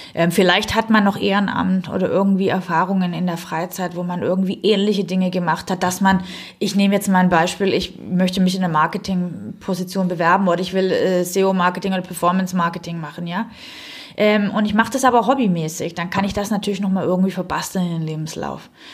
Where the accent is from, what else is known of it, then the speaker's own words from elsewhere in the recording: Southern Germany, Germany; accent: southern German dialect; also born or lived in Stuttgart; now in Berlin, Germany; Ich bin ursprünglich aus Süddeutschland, wie mhm. man vielleicht an meinem kleinen Dialekt leicht hört